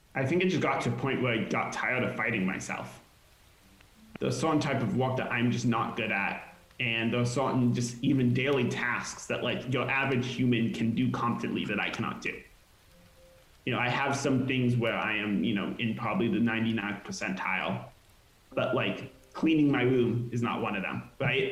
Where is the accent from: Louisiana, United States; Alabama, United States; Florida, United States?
Florida, United States; hometown of Magic Leap's headquarters; now in Los Angeles, United States; They also were based in my hometown